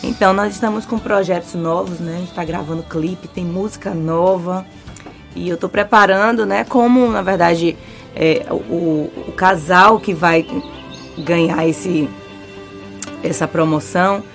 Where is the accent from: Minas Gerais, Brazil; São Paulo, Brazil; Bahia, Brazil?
Bahia, Brazil; Eu sou baiana